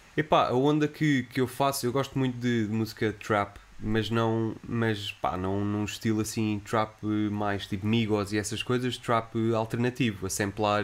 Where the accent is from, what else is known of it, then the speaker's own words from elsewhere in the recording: Lisbon, Portugal; eu sou de Benfica e eh, cresci em Benfica, passei a minha infância em Benfica